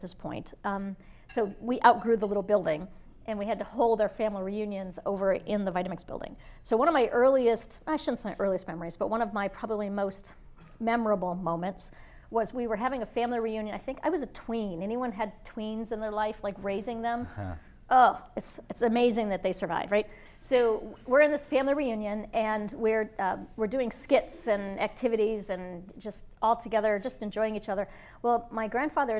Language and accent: English; Erie, Pennsylvania, United States; also born or lived in upstate New York; I was born in upstate New York, and I grew up in Erie, Pennsylvania